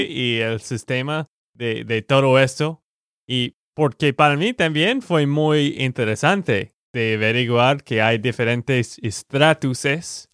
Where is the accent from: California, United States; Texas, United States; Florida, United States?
Texas, United States; de Texas, Estados Unidos.